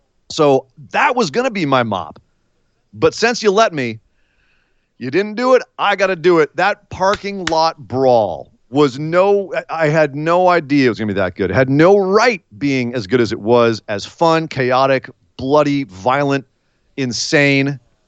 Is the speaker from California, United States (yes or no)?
yes; Oakland, California, United States; the Bay Area, right in my hometown.